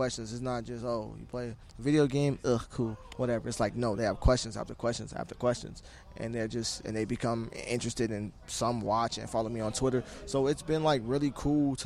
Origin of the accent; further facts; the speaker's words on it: Chicago, Illinois, United States; moved away as an adult; also born or lived in Colorado; now in Washington, D.C., United States; I'm from Chicago, where it's Bears fans, Cubs fans